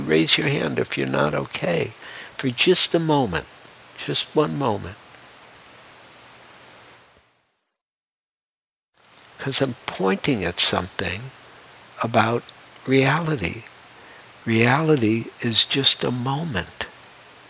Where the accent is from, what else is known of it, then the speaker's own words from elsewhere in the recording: Detroit, Michigan, United States; I grew up in Detroit